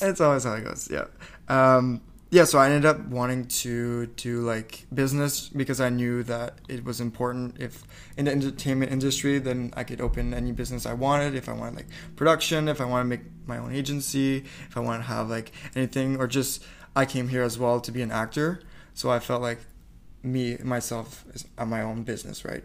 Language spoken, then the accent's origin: English; Campbellton, New Brunswick, Canada; first language French; English is a second language; moved away as an adult; I was born in Campbellton, New Brunswick.